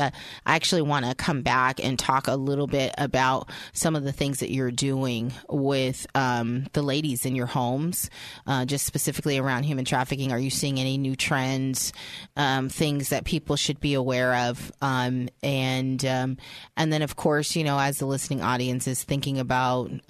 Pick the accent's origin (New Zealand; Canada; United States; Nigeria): United States; San Francisco, California; I grew up in San Francisco